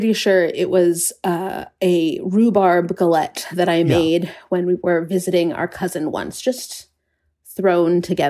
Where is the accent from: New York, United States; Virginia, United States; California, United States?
Virginia, United States; Charlottesville; We grew up in Charlottesville, Virginia